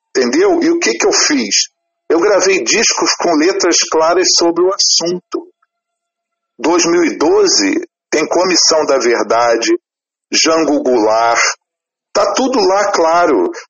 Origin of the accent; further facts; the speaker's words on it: Rio de Janeiro, Brazil; como carioca, e por estar tá fazendo o primeiro show na cidade que eu nasci